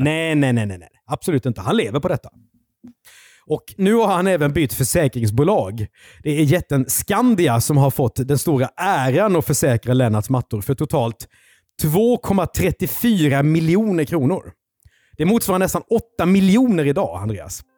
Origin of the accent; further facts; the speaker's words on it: Karlskrona, Blekinge, Sweden; Karlskrona där jag är född